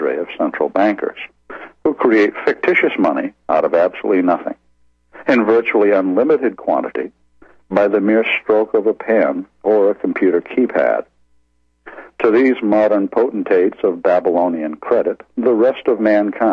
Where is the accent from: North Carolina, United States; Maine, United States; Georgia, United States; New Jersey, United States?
Maine, United States; my home state of Maine